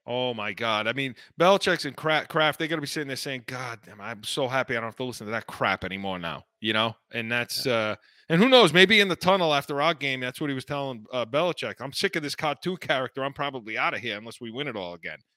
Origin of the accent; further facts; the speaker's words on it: North Providence, Rhode Island, United States; I grew up in North Providence